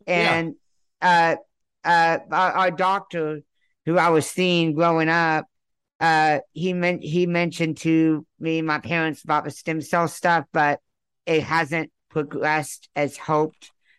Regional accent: Texas, United States; I was born here in Texas.

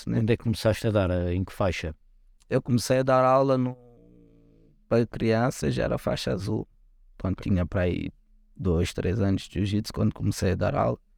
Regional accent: Lisbon, Portugal; eu sou do, do Lumiar, né?

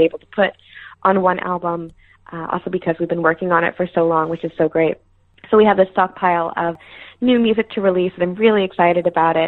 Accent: Houston, Texas, United States; I'm from Houston, yeah. So I grew up going to Astros games

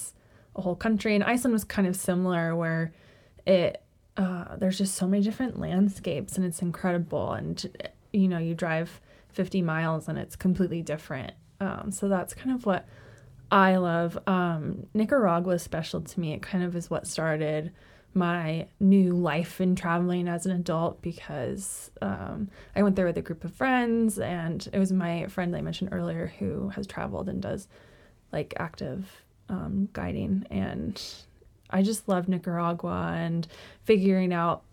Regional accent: United States; as an American

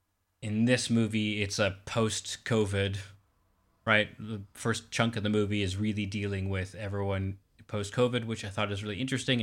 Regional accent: Calgary, Alberta, Canada; I grew up in Calgary, Canada, and we had A&E, which I think is arts and entertainment

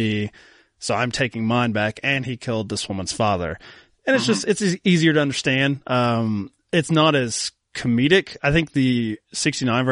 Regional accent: Kentucky, United States; I'm full-blooded American. We just crawled out of a cave in Kentucky. That's how my family started

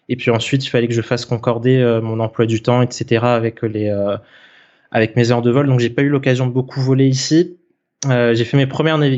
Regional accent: Réunion, France; moved away as an adult; Donc moi de base je suis originaire de l'île de la Réunion, donc euh, c'est là-bas que j'ai grandi.

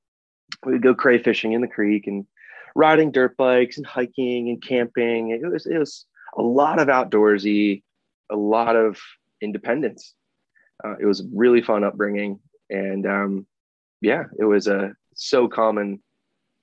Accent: Chambersburg, Pennsylvania, United States; moved away as an adult; now in Chicago, United States; I grew up in Chambersburg, Pennsylvania, and first 19 years of my life were South Central PA.

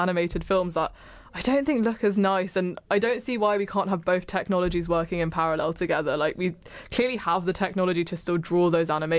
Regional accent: England, United Kingdom; I'm English

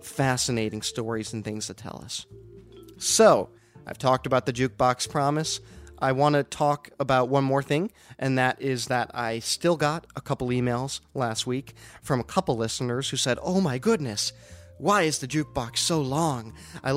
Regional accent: Denver, Colorado, United States; now in Chicago, United States; my hometown of Denver

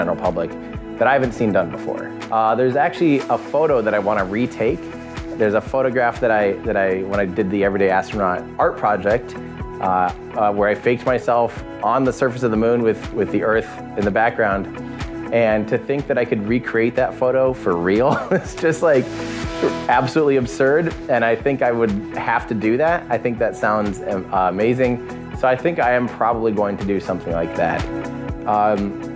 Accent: United States; I'm from the United States

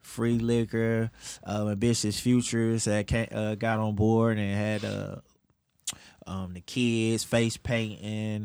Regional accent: Detroit, Michigan, United States; I grew up West Side Detroit, Eight Mile

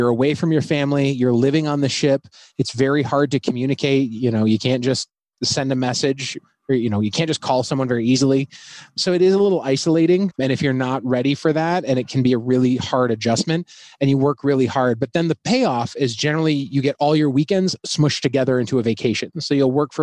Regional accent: Southeast Michigan, United States; moved away; I grew up in Southeast Michigan

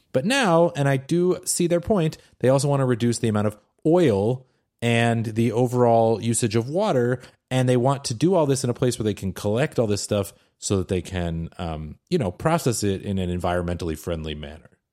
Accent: Seattle, Washington, United States; I'm from Seattle.

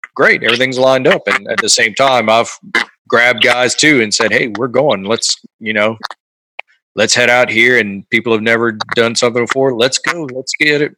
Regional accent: Louisiana, United States; also born or lived in Natchez, Mississippi; now in Texas, United States; I'm from Louisiana

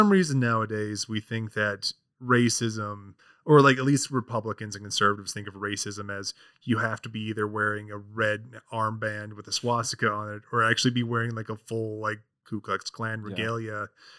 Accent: Orem, Utah, United States; I grew up in Utah County. Like, I went to high school in Orem and all that.

